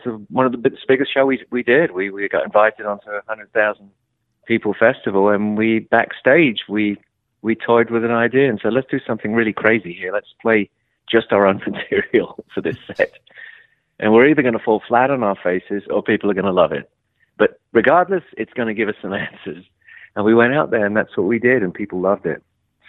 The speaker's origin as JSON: {"language": "English", "region": "London", "country": "United Kingdom", "said": "I came from London, which was a very small and very tight music community where everybody knew everybody."}